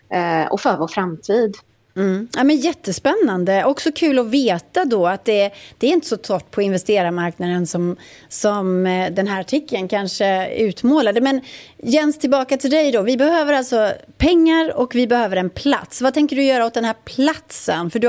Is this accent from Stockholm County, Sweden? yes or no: yes; Botkyrka, Stockholm County, Sweden; jag är från Botkyrka.